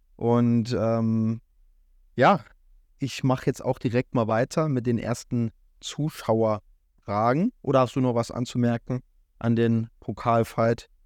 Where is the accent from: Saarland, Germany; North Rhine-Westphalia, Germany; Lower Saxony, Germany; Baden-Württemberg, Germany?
Saarland, Germany; als Saarländer